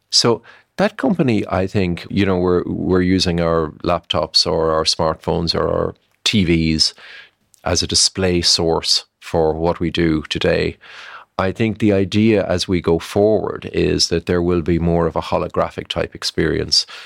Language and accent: English; Ireland; I'm an Irish guy